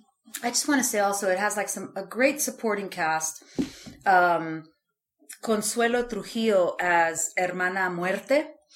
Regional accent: South Texas, United States; I'm South Texan.

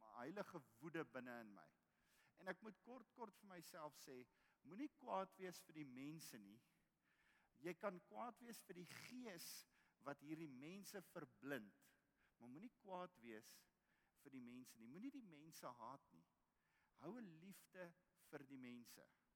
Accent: South Africa; ons roep Afrikaner Ons is die enigste nasie in Afrika wat Afrika geroep word

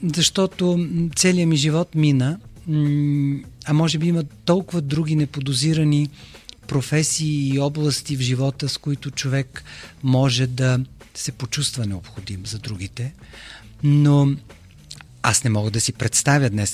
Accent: Bulgaria; аз съм единственият българин в тази медия

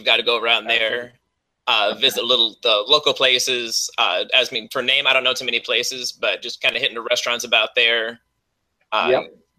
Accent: San Antonio, Texas, United States; also born or lived in Austin, Texas; I'm from San Antonio, so down here in Texas. I used to live in Austin.

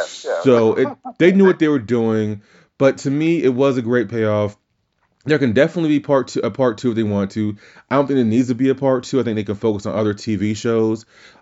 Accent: Louisiana, United States; He's from Louisiana. I'm from Louisiana. I've always had a soft spot for just giving people a chance from my home state

